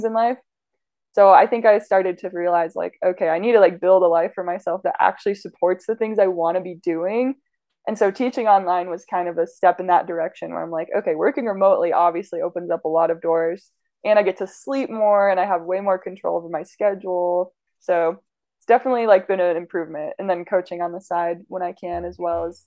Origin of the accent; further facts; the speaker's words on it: Idaho, United States; moved away as an adult; also born or lived in Logan, Utah / Colorado; now in St. George, United States; I grew up mostly in Idaho